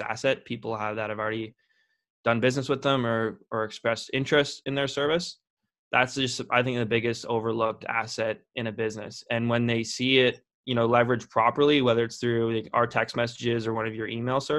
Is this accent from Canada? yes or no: yes; Lindsay, Ontario, Canada; born or raised there